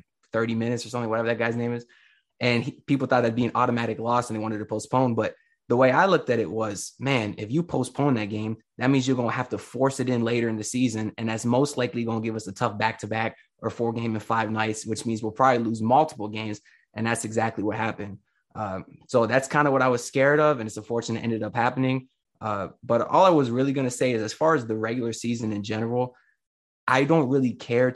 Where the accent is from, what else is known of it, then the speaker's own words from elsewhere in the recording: Broward, Florida, United States; I'm from Broward